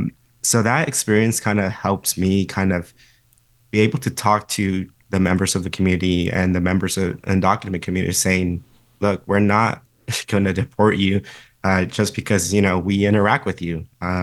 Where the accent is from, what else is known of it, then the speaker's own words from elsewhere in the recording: San Fernando Valley, California, United States; I came from a community, I'm from the San Fernando Valley.